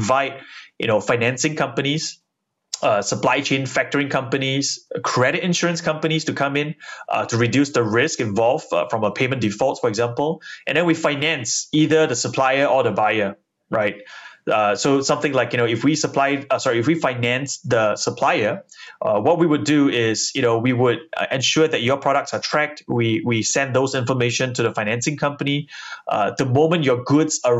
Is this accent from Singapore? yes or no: yes; Singapore; we're all Singaporeans